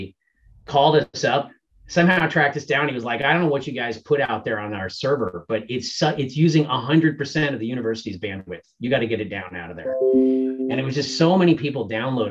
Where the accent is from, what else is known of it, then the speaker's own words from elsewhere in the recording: Montana, United States; also born or lived in New York; I ended up transferring back to Montana State because I was from Montana